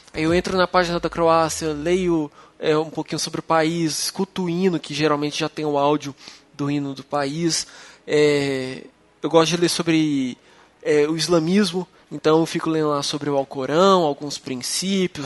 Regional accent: Uberlândia, Minas Gerais, Brazil; Uberlândia, que é minha cidade

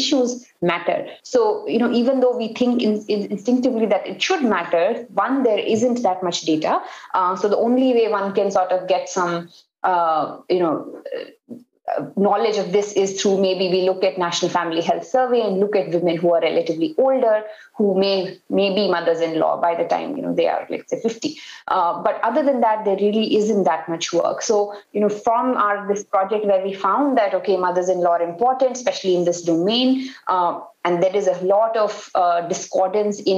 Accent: North India, India; first language Hindi; English is a second language; I am from North India, so Hindi is my mother tongue

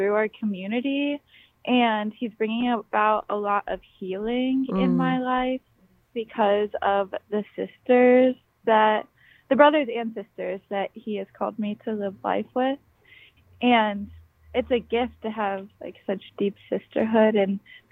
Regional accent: Lakeland, Florida, United States; moved away as an adult; now in Minnesota, United States; I'm from Florida, grew up in Florida

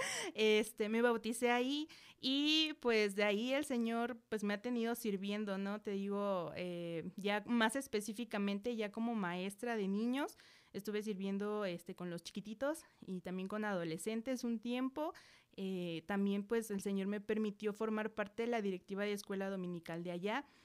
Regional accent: Metepec, State of Mexico, Mexico; also born or lived in San Agustín Mextepec; Soy de Metepec

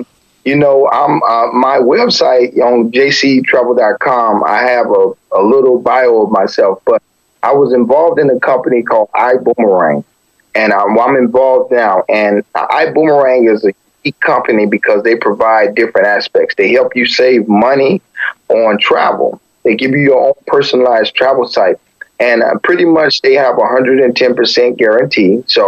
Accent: Chicago, Illinois, United States; So I learned a little tricks growing up in Chicago.

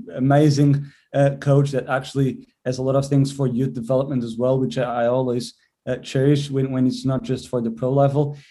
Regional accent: Portugal; moved away as an adult; also born or lived in England; now in Birmingham, United Kingdom; I'm from Portugal

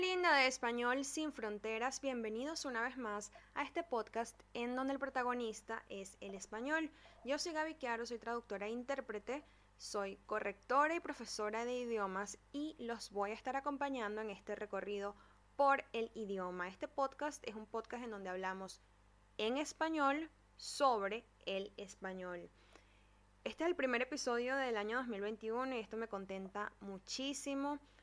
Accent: Venezuela; Yo soy venezolana

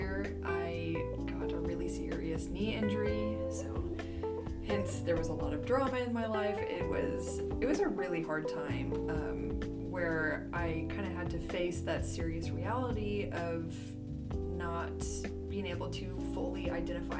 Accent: Corpus Christi, Texas, United States; also born or lived in Houston, Texas; Kelsey and I grew up in Little Corpus Christi, Texas

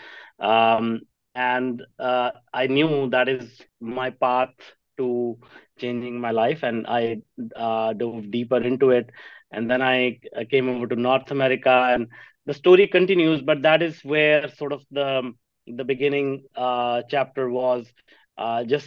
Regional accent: Jalandhar, Punjab, India; I grew up in Punjab in a small town called Jalandhar.

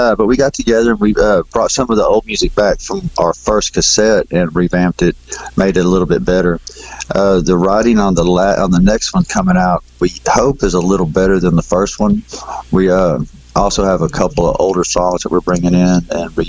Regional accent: Belmont, Texas, United States; We're from Texas, Belmont, Texas

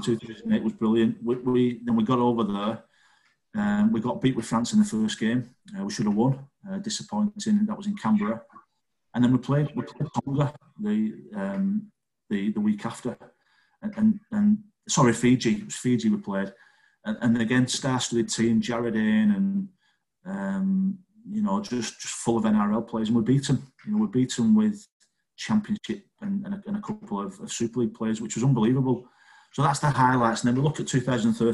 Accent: Wigan, North West England, United Kingdom; I'm not Scottish, I'm English. No Scottish in me. I've got Irish grandparents, born in Wigan, and I'm English.

